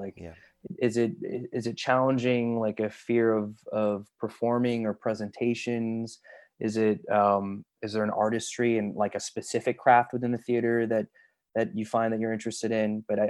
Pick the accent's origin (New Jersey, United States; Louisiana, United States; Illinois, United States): Illinois, United States; Chicago; I grew up in Chicago, and so I had a lot of friends who, as kids, were going out for commercials and such.